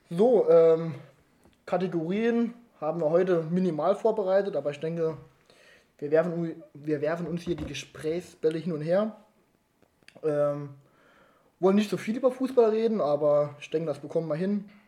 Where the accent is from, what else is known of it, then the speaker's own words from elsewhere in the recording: Ottweiler, Saarland, Germany; born there; ich glaube, ich bin der einzige geboren in Ottwiller.